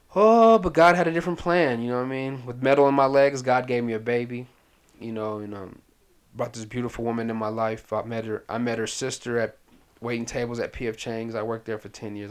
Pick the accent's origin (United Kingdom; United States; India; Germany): United States; Pasadena, California; also born or lived in Sudan / Washington, D.C.; we've been in Pasadena, California ever since uh, 80, 87.